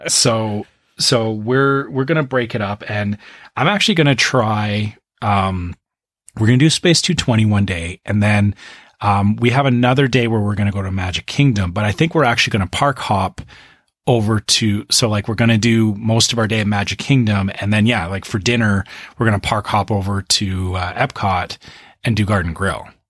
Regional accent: Canada; I'm Canadian

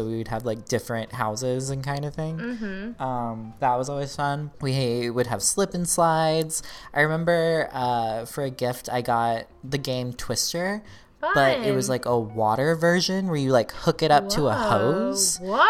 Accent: the Bible Belt, United States; And we didn't touch on this either, but like, we grew up in the Bible Belt.

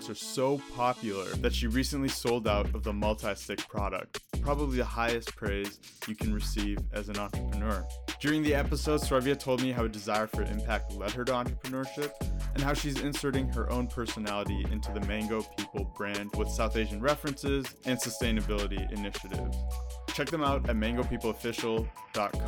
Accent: Toronto, Ontario, Canada; moved away; also born or lived in Saudi Arabia / United States; I was actually born in Saudi Arabia because my dad just happened to be working there. But I grew up in Canada and the US, actually, in Toronto

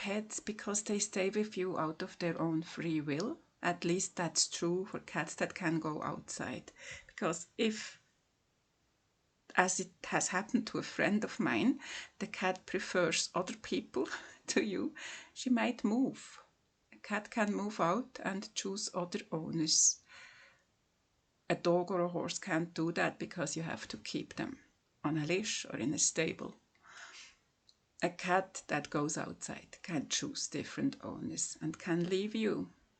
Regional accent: Switzerland; from Switzerland.

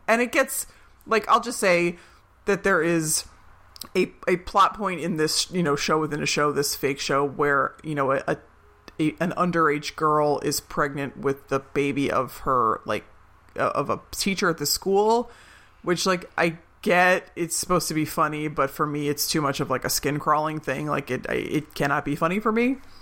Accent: Philadelphia, Pennsylvania, United States; I'm from Philadelphia

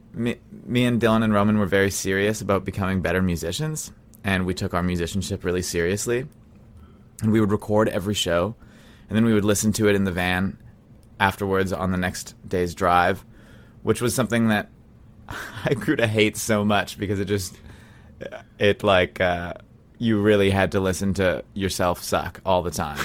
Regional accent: Brandon, Manitoba, Canada; now in Winnipeg, Canada; I grew up in Brandon, Manitoba

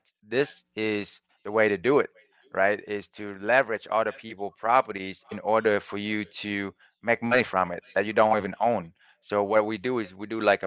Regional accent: Vietnam; now in United States; I was born in Vietnam and then I came to America as an immigrant with nothing

